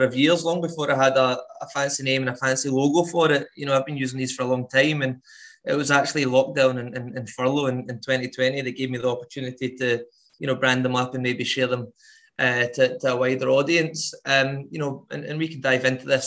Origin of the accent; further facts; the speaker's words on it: Paisley, Scotland, United Kingdom; moved away as an adult; also born or lived in United States; now in Edinburgh, United Kingdom; I'm not from Edinburgh, I'm from Paisley originally